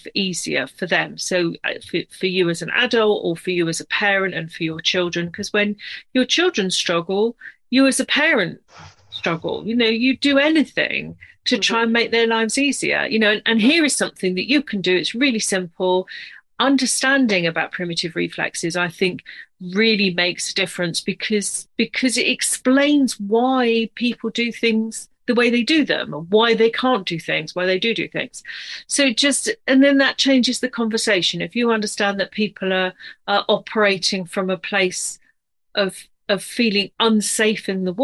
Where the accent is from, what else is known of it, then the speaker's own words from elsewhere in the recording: United Kingdom; accent: British; also born or lived in near London; I'm British, as you can probably tell from my accent. I'm based just outside of London.